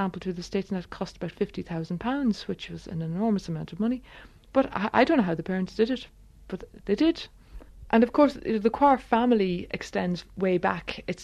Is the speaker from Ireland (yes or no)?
yes; Ireland; us as singers, and in particular as Irish people